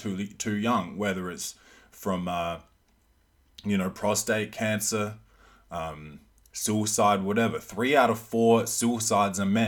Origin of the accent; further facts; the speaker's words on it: Australia; accent: half Australian, half American; my accent's fucked up. It's like half Australian, like half American